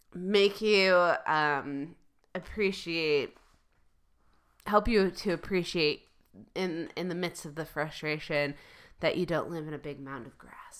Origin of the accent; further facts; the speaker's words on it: Michigan, United States; I'm from Michigan